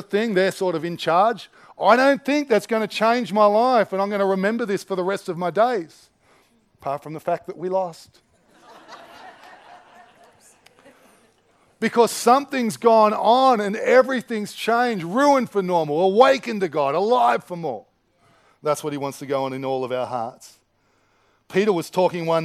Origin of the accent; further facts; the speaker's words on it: Australia; I like being Aussie. I like Australian culture